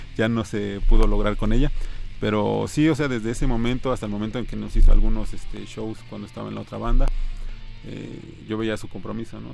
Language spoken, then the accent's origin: Spanish; Tecámac, State of Mexico, Mexico; yo soy de Tecama, que Estado de México